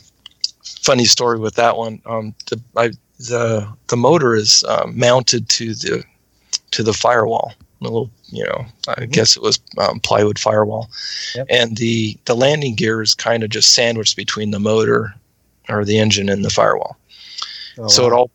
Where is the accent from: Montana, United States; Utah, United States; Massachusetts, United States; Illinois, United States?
Montana, United States; Missoula; now in Worcester, United States; I grew up in Missoula, Montana, which is western Montana